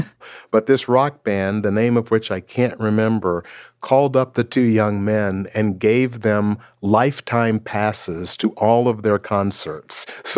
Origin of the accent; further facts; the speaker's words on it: Seattle, Washington, United States; I'm from Seattle, Washington. That's the home of Starbucks.